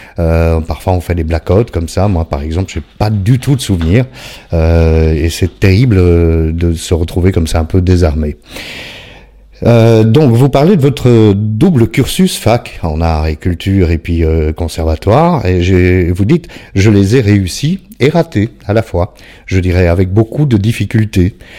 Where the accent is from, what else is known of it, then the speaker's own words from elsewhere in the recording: Belgium; je suis belge.